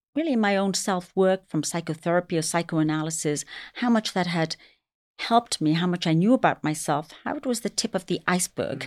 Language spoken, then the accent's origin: English; England, United Kingdom; also born or lived in London; now in New York City, United States; I was raised in England, but my heritage is Indian.